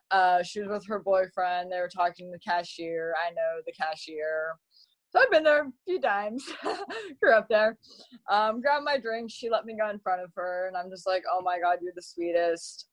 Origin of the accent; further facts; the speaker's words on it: Malibu, California, United States; also born or lived in Texas; growing up um, in Malibu, I my mom went to school with celebrities.